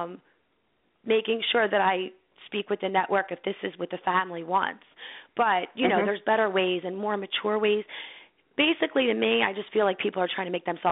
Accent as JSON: {"language": "English", "town": "Philadelphia", "region": "Pennsylvania", "country": "United States", "tie": "born or raised there", "said": "where I was born and raised in Philly."}